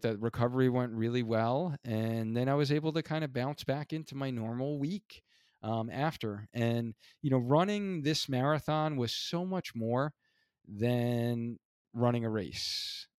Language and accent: English; New York, United States; moved away; also born or lived in Hartford; being an original New Yorker